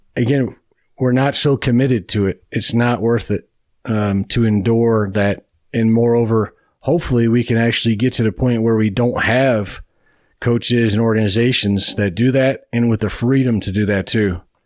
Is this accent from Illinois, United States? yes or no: no; Beachwood, Ohio, United States; I grew up on the east side of Cleveland. I grew up in Beechwood, Ohio